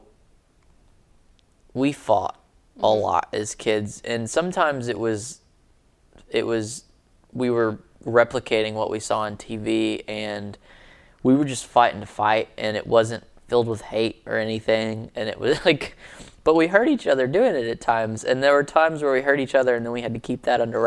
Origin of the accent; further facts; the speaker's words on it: Alabama, United States; I'm from Alabama and culture moves much slower in Alabama.